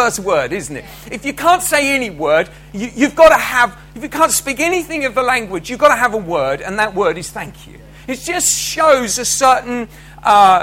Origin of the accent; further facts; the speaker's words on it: United Kingdom; as British, we're pretty rubbish at language